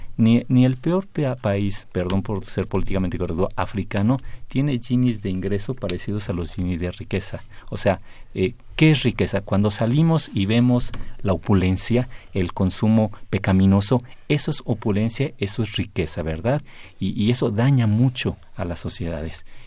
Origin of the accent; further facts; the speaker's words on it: Mexico City, Mexico; ya no soy defeño, era soy eh, de, la Ciudad de México